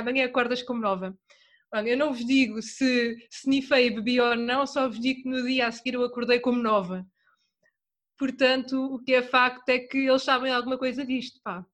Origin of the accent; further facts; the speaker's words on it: Torres Vedras, Centro, Portugal; eu sou de Torres Vedras